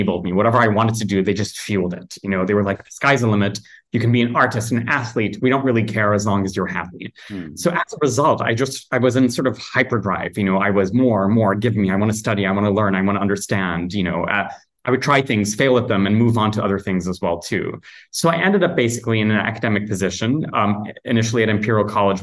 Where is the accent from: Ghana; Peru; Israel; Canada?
Ghana; Kumasi, Ashanti; moved away as an adult; also born or lived in United Kingdom; now in Accra, Ghana; I grew up in a town, not in the capital, in Accra, which is where I am at the moment, but in a town called Kumasi